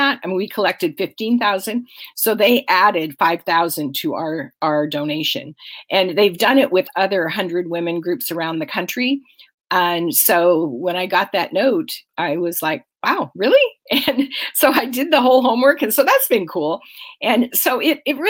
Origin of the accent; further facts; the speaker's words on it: Aberdeen, Washington, United States; now in Snohomish County, United States; Grace Harbor County, which is where I grew up. I grew up in Aberdeen